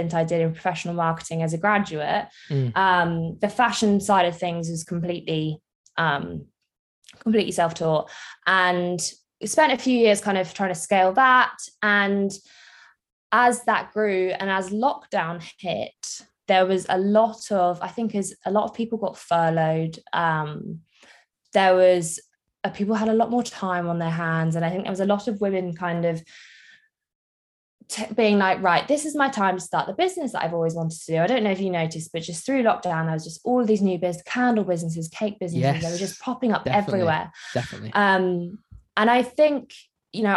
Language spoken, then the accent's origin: English; Jersey; I am from Jersey in the Channel Islands